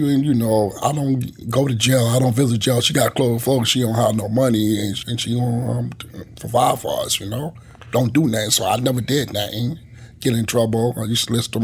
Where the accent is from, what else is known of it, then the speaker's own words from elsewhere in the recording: Long Island, New York, United States; also born or lived in Southern United States; we came from down south. We moved to Long Island first in early 75